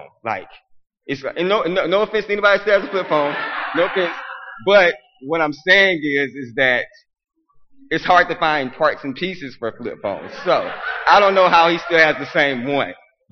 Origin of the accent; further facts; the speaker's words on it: Arkansas, United States; I'm from Arkansas